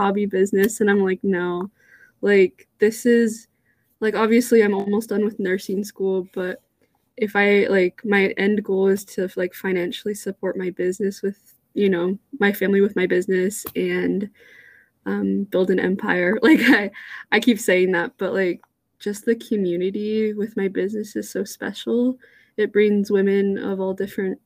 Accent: California, United States; moved away as an adult; now in Utah, United States; I'm from California. I'm out in Utah for school.

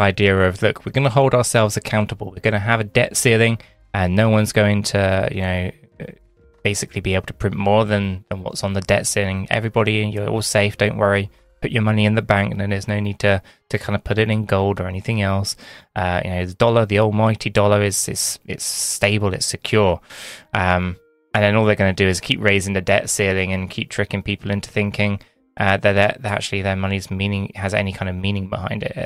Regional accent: United Kingdom; we're British

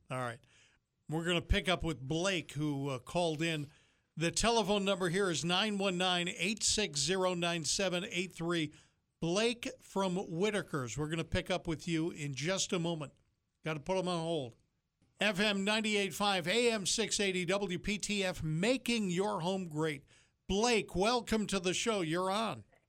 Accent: Yankee land, the North, United States; moved away; I was born in Yankee land

